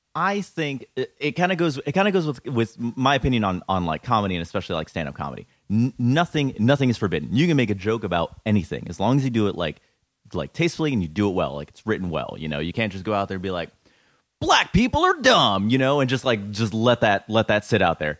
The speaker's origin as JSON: {"language": "English", "town": "Orlando", "region": "Florida", "country": "United States", "tie": "born or raised there", "moved": "as an adult", "lives_now": "New York, United States", "said": "born and raised in Orlando. Uh, lived there for thirty years"}